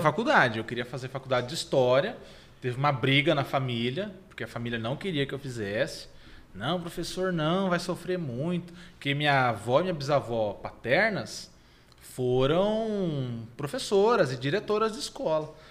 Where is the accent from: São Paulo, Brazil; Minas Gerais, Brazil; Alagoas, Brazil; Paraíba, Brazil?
São Paulo, Brazil; Jundiaí; also born or lived in Votorantim / Sorocaba; E eu vivi minha vida toda em Jundiaí.